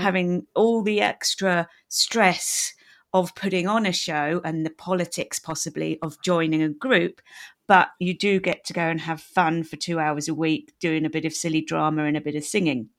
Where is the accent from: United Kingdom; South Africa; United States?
United Kingdom; as a Brit